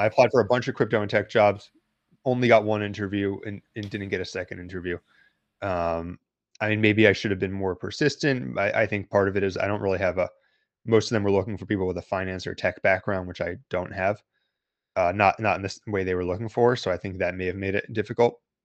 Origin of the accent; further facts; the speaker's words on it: United States; I'm from the United States.